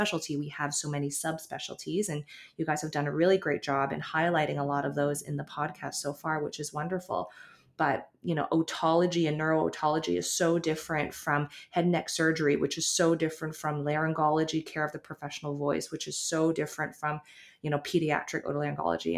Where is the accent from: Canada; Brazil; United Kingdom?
Canada; Toronto, Ontario; also born or lived in Halifax, Nova Scotia / California; I was born in Halifax, lived in Toronto for most of my life.